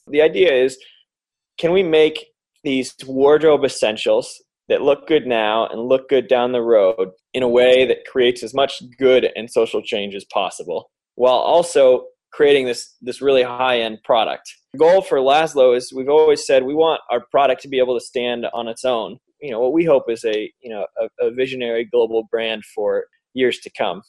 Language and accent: English; Michigan, United States; here in Detroit in my home state